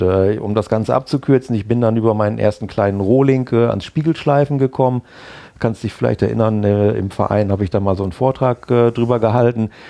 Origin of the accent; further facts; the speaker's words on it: Bad Bentheim, Lower Saxony, Germany; ich äh, komme aus Bad Bentheim, bin dort geboren, aufgewachsen und äh, zur Schule gegangen und eigentlich äh, groß weg von Bentham nie gewesen, bis auf mal eine kurze Zeit äh, in Oldenburg berufsmäßig.